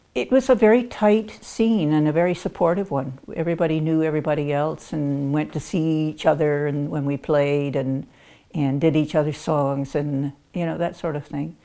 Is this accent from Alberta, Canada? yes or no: no; Chatham, Ontario, Canada; I was born and raised in Chatham, Ontario, and I come from a musical family